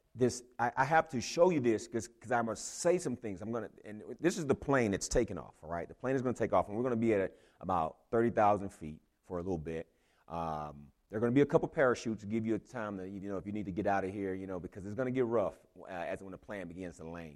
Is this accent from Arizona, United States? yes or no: no; Houston, Texas, United States; moved away; I'm from Houston